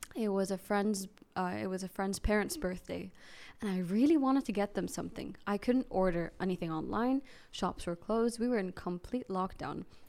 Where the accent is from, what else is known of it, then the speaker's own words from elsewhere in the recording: Saudi Arabia; I grew up here in Saudi